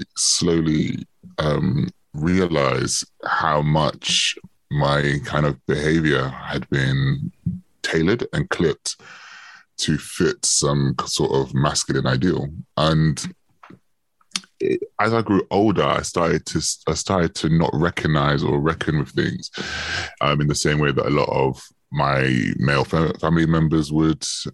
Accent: London, United Kingdom; I grew up in Northwest London. I still live in Northwest London

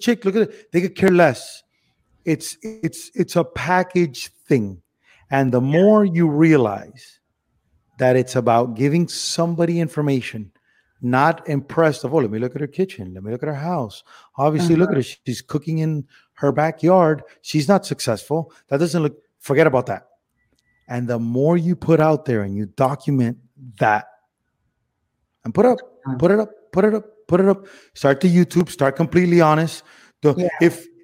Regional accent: Miami, Florida, United States; born or raised there; moved away as an adult; also born or lived in Cuba / Spain / Los Angeles / Las Vegas

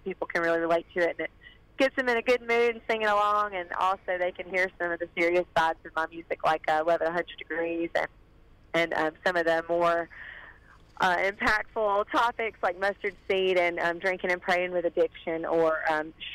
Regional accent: Northeast Georgia near Athens, United States; I'm from Northeast Georgia near Athens

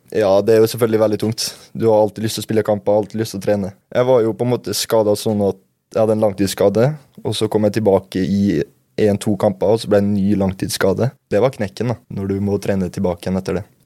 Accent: Molde, Møre og Romsdal, Norway; also born or lived in Bærum; Så flytta jeg hit da jeg var fem år

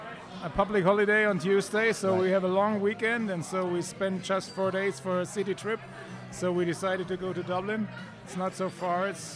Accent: Munich, Bavaria, Germany; We're right from Munich, Germany.

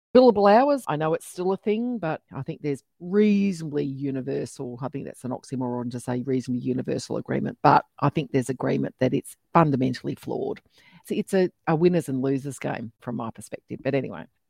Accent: Australia; accent: really Australian; my really Australian accent

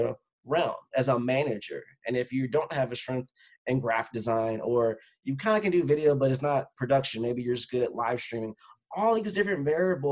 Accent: Northwest Indiana, United States; moved away as an adult; also born or lived in Chicagoland area; now in Schaumburg, United States; My hometown's Northwest Indiana

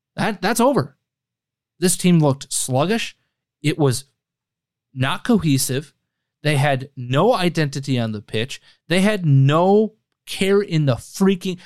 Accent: United States; I'm also an American

